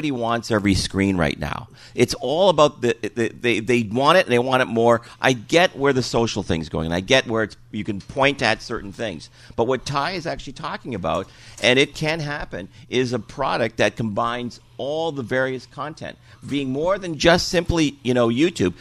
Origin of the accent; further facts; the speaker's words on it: Detroit, Michigan, United States; moved away; I came from Detroit